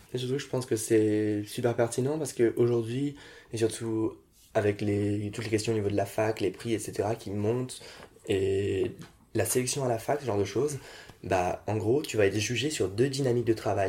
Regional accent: France; je suis né en France, je suis français

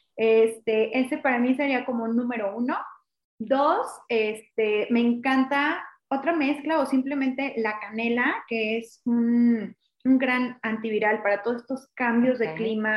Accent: Mexico; como mexicano

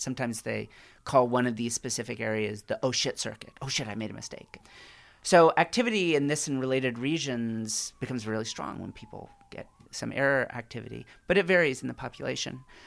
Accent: California, United States; as a Californian

